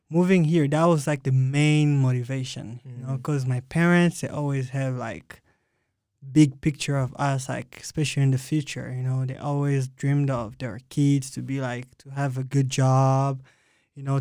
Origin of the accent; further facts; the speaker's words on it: Republic of the Congo; Republic, Republic, of, of Congo. Congo.